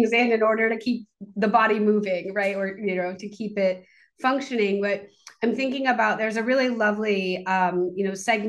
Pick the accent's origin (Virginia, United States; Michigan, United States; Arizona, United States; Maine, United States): Maine, United States; I grew up in Maine